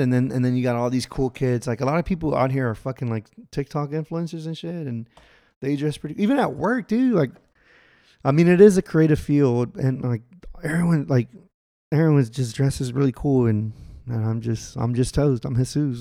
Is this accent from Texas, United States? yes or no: yes; Texas, United States; also born or lived in Los Angeles; we're both from Texas